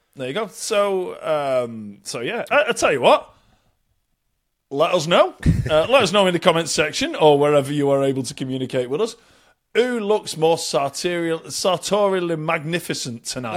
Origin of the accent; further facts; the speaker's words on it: Bury, North West England, United Kingdom; moved away; I've been back in Bury, uh, a town just north of Manchester. Uh, my hometown